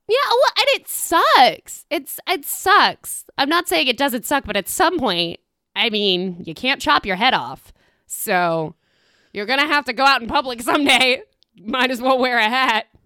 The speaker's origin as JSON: {"language": "English", "region": "Tennessee", "country": "United States", "said": "I am from Tennessee, ostensibly."}